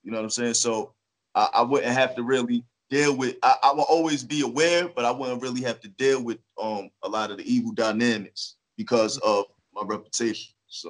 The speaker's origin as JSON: {"language": "English", "town": "Jersey City", "region": "New Jersey", "country": "United States", "tie": "born or raised there", "said": "Well, you know, Jersey City is diverse. You know, it has its rough areas, and it has its mellow areas, and it has its beautiful areas."}